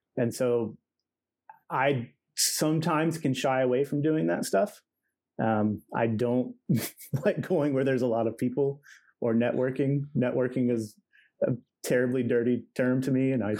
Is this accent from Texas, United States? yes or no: no; Ohio, United States; So Cleveland's at like the very top and I'm at the very bottom.